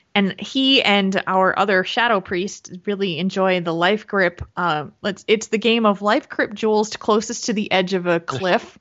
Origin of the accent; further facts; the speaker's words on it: New Jersey, United States; moved away; I am originally from New Jersey, and that's where my parents live.